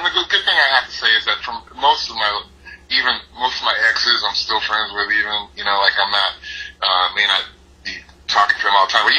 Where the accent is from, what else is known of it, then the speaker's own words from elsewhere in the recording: New Haven, Connecticut, United States; I'm from New Haven, Connecticut